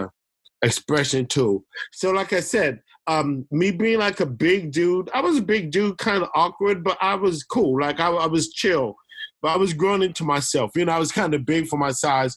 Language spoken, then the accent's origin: English; Oakland, California, United States; accent: East Coast; Three boys who grew up in the Bay Area, all through the Bay Area, like, the majority of our time, our earliest roots were in Oakland, East Oakland